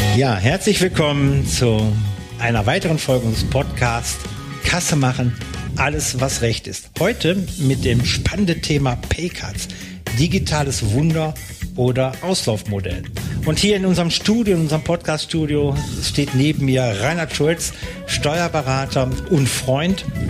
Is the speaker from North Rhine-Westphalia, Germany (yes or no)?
yes; North Rhine-Westphalia, Germany; moved away; ich komme ja aus Nordrhein-Westfalen